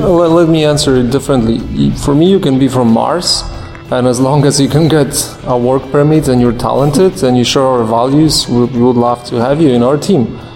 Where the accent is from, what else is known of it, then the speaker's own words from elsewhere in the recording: Warsaw, Masovian Voivodeship, Poland; I'm a fellow from Poland, uh, from a tiny city called Warsaw